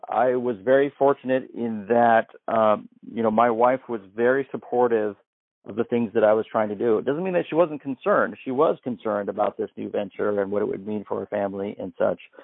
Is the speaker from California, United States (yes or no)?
no; Canby, Oregon, United States; I'm a small town boy growing up in Canby, Oregon